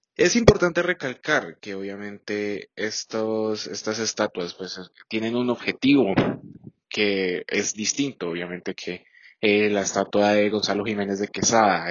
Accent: Colombia; nos recuerde como colombianos

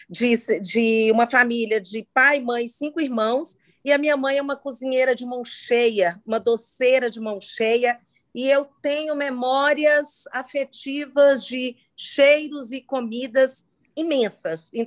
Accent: Montes Claros, Minas Gerais, Brazil; accent: baiano; also born or lived in Belo Horizonte; E aí fiquei em Montes Claros até meus 21 anos. Eu tinha um sotaque mais baiano do que mineiro, porque o norte de Minas tem uma tendência.

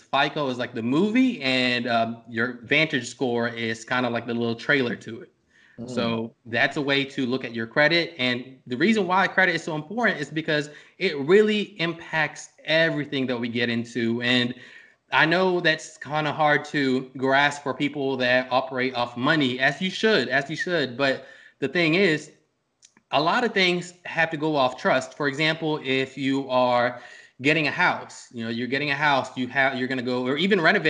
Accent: Norfolk, Virginia, United States; I'm from Norfolk, Virginia. I grew up from around here.

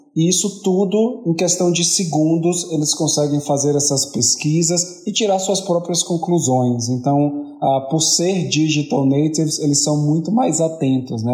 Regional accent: Bahia, Brazil; como um bom baiano

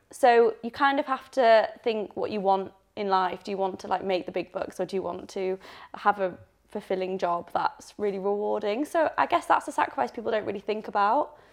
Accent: Leeds, Yorkshire and the Humber, United Kingdom; moved away; also born or lived in Birmingham; I'm originally from Leeds, so I'm a Northern gal

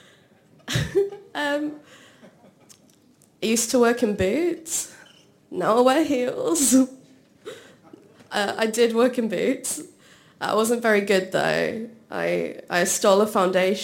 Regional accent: Shropshire, West Midlands, United Kingdom; I'm from Shropshire.

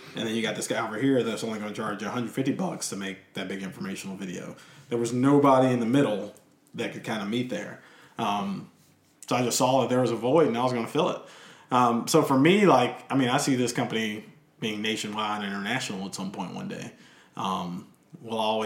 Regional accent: Lynchburg, Virginia, United States; now in Richmond, United States; I grew up in Lynchburg

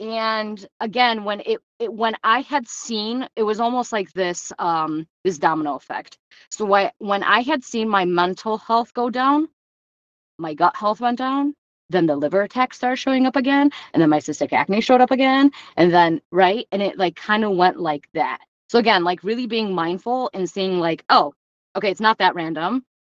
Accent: Romania; born there; And if anybody knows anything about Eastern European orphanages, because I was born in Romania, that stuff doesn't go well, right?

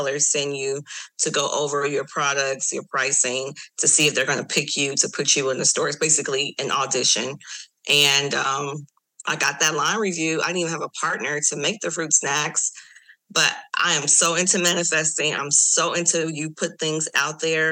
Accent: Los Angeles, California, United States; I'm from Los Angeles

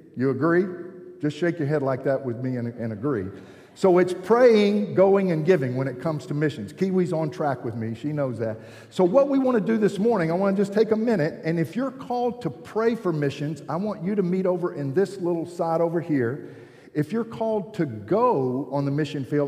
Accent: Georgia, United States; I'm from Georgia

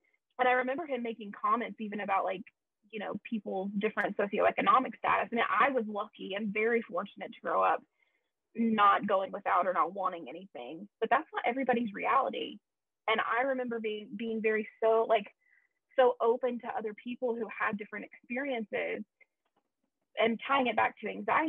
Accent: the South, United States; Look, we come from the South.

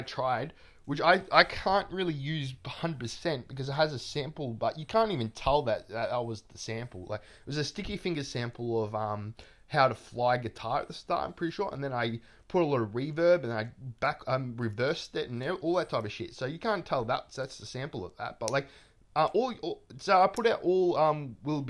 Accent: Melbourne, Victoria, Australia; I'm from Melbourne. I am like, you know, lived my whole life in Melbourne, basically.

